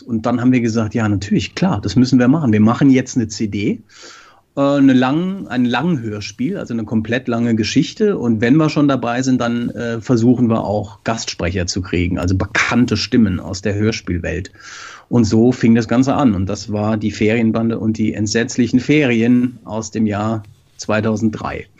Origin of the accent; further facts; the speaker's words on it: Frankfurt, Hesse, Germany; moved away as an adult; now in Norway; Wir kommen beide aus Frankfurt und haben da angefangen